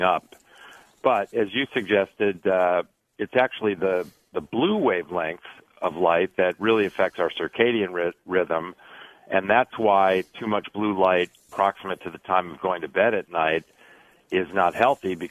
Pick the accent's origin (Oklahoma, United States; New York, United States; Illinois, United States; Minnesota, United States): Illinois, United States; outside of Chicago; moved away as an adult; also born or lived in California; now in Stanford, United States; I grew up outside of Chicago